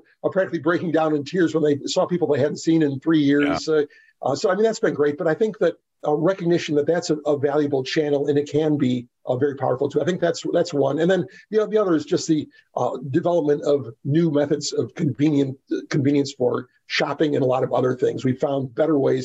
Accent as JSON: {"language": "English", "region": "Texas", "country": "United States", "said": "I'm from Texas"}